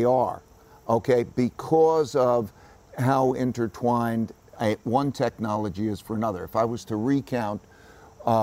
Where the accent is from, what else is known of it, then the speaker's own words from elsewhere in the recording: United States; I grew up in America, which was a land of opportunity for me.